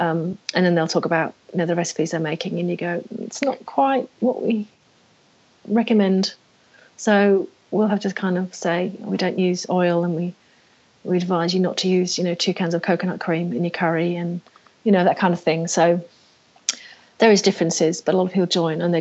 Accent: England, United Kingdom; now in Australia; being English

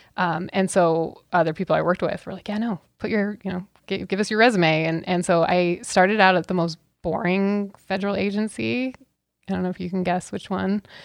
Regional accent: Auburn, Washington, United States; also born or lived in Kent, Washington; I grew up on the West Side, okay, so, but we had a feed yard and a family ranch

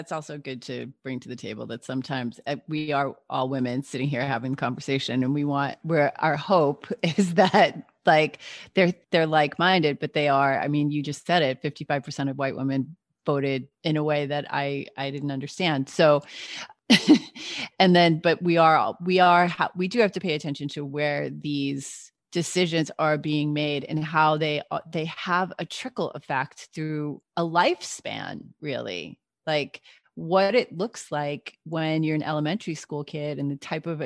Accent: New York, United States; one of the things that I was the most proud of as a New Yorker was to be able to vote for the mayor of New York

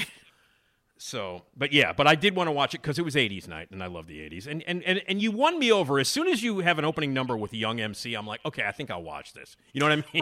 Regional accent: Chicago, Illinois, United States; accent: Chicago; I'm from Chicago, and I got the ridiculous Chicago accent, as you can all hear

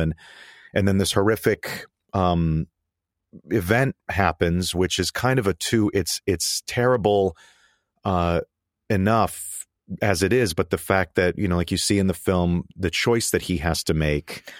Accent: Connecticut, United States; now in New York City, United States; I grew up in Connecticut and, uh, and only about thirty minutes from, uh, from Newtown

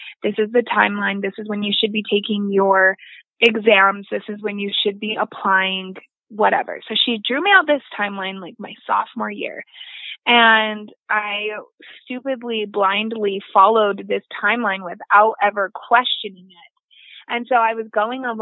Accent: Utah, United States; being able to stay in Utah, being able to go in my home state where I have residents

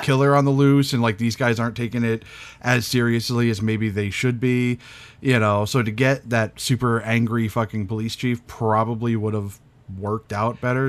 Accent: New England, United States; I'm from New England where we don't have accents

